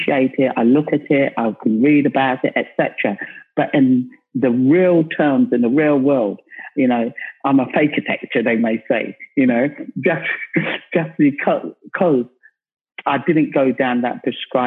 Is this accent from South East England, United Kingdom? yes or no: no; London, United Kingdom; I come from South London